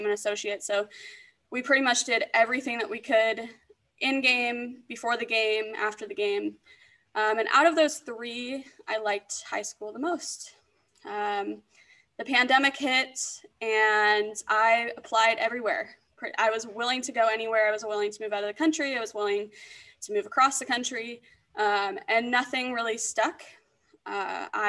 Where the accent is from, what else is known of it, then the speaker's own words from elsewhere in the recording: Pacific Northwest, United States; moved away as an adult; now in Florida, United States; I was born and raised in the Pacific Northwest